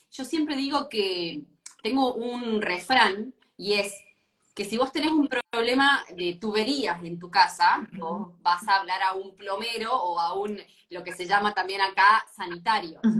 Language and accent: Spanish; Argentina; moved away as an adult; now in Punta del Este, Uruguay; soy argentina igual, ¿eh? Claro, soy argentina, pero me mudé hace dos años a, a Uruguay con mi familia.